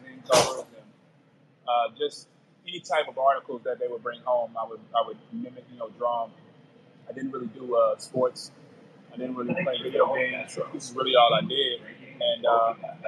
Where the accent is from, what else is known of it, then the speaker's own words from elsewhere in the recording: St. Louis, Missouri, United States; moved away as an adult; now in Los Angeles, United States; I'm from St. Louis, so it's a lot of people just, doing artwork and creative stuff there